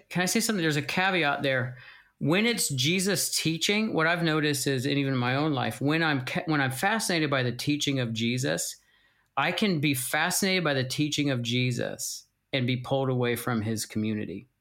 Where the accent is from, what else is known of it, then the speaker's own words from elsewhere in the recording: United States; moved away as an adult; also born or lived in Pennsylvania; now in Welland, Canada; We are from the States. We moved here to Welland seven years ago